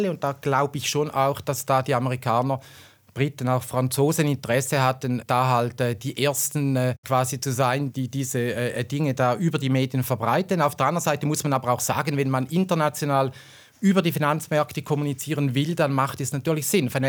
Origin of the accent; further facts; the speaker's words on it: Switzerland; Da sind wir Schweizer vielleicht dann eben nicht wirklich äh, äh Nummer eins